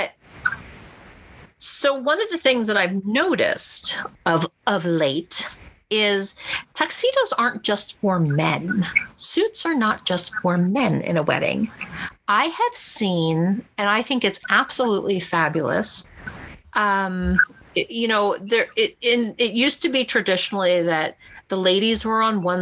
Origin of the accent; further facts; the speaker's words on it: East Coast, United States; moved away; I'm from the East Coast